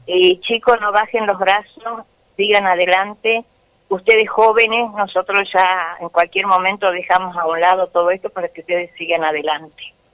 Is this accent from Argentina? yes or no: yes; Famaillá, Tucumán, Argentina; accent: tucumano; Nacida, criada en Famayá